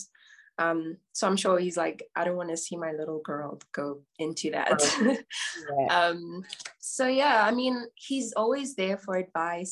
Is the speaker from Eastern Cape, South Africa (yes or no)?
no; Johannesburg, Gauteng, South Africa; I'm from South Africa, Johannesburg specifically. I grew up in Johannesburg, was born in Johannesburg.